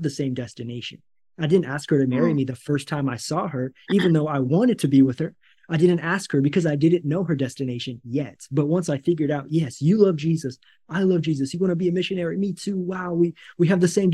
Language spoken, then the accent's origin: English; United States; moved away as an adult; now in Brazil; I am a missionary in Brazil, and my wife is Brazilian. I'm an American